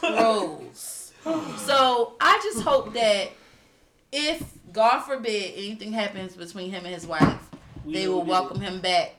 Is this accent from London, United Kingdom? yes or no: no; Manchester, North West England, United Kingdom; I'm from Manchester.